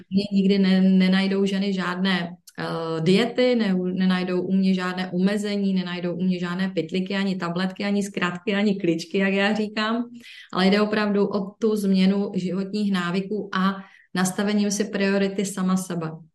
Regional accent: Ostrava, Moravian-Silesian Region, Czechia; tady u nás v Ostravě

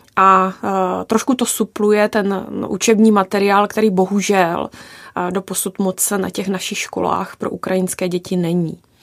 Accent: Haná, South Moravian Region, Czechia; já pocházím z Hané, z Jižní Moravy

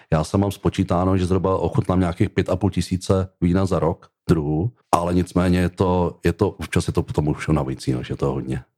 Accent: Czechia; v České republice jsem Čech a jsem hrdý

